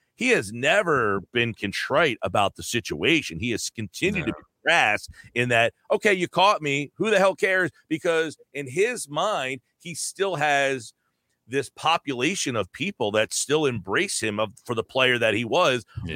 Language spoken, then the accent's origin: English; New Jersey, United States; I'm from Jersey.